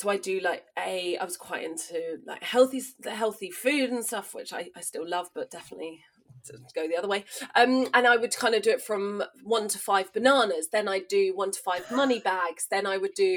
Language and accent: English; East Sussex, South East England, United Kingdom; I grew up in East Sussex.